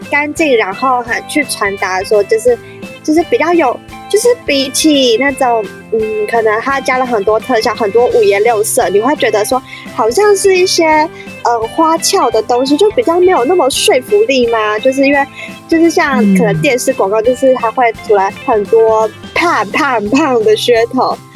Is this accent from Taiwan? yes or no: yes; Taipei, Taiwan; 因为我真的是很处在这样的台北人